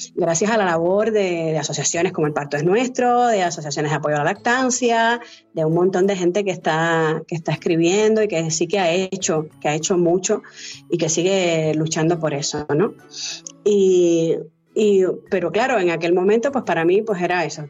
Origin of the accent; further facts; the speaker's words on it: Cuba; moved away; yo nací en Cuba y me eduqué en Cuba